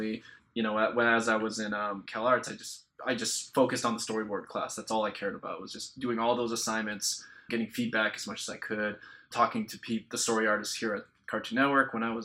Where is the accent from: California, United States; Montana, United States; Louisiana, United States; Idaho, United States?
California, United States; Orange County; I more or less grew up in Orange County, so south of here